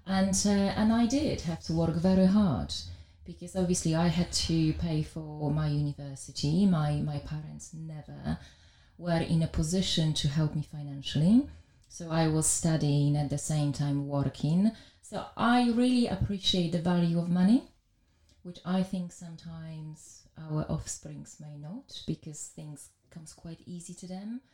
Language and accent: English; Białystok, Podlaskie Voivodeship, Poland; English is a second language; moved away as an adult; now in London, United Kingdom; I was born in Poland in a very small town up north, which was called Białystok